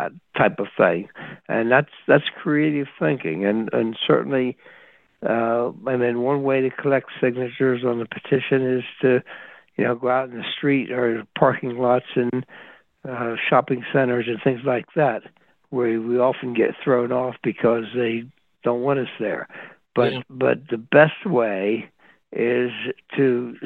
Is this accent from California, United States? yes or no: no; Pennsylvania, United States; my home state here of Pennsylvania